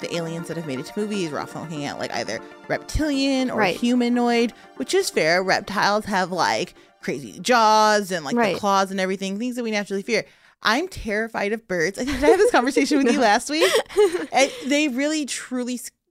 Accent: Chicago, Illinois, United States; I'm from Chicago

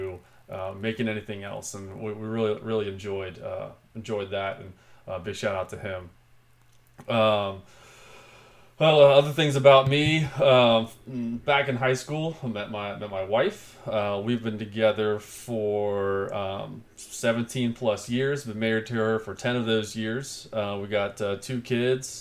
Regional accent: Cincinnati, Ohio, United States; I was born and raised here in the Queen City of Cincinnati, Ohio.

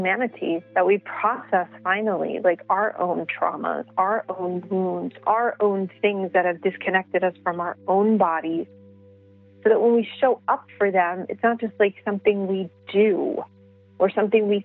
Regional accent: New York City, New York, United States; I grew up in the Bronx.

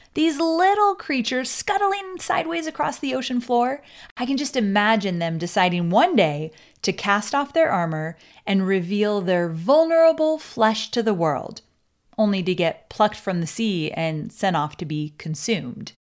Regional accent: Orange County, California, United States; Growing up in Orange County, California, I experienced a childhood that was so all-American

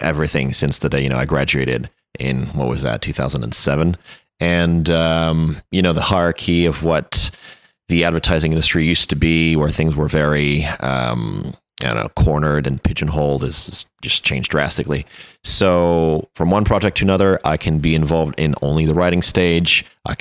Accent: Paris, Île-de-France, France; accent: French; English is a second language; moved away as an adult; also born or lived in Nantes / United Kingdom; now in United States; So I'm French, born and raised. I grew up in Paris. I'm originally from the French West Coast. I was born in the city of Nantes.

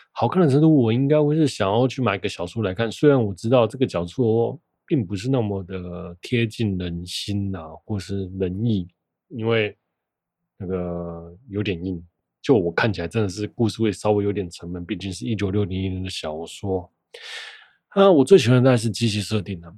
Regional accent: Taiwan; 我是台湾人

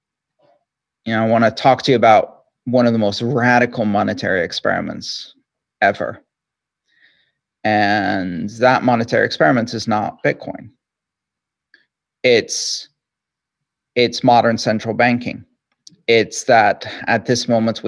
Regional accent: Greece; I grew up in Greece

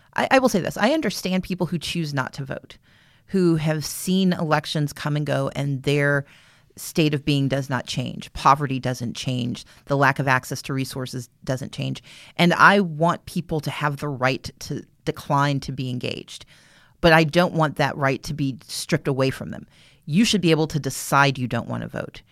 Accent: the South, United States; as a Southerner

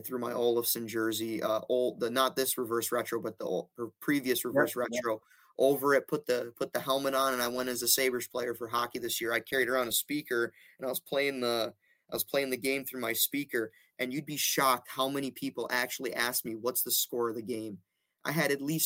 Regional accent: Rochester, New York, United States; I'm from Rochester. That's an hour east

